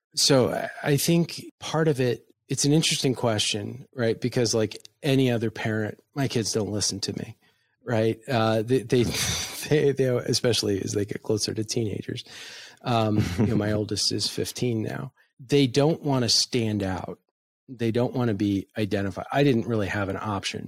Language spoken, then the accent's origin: English; United States; I as an American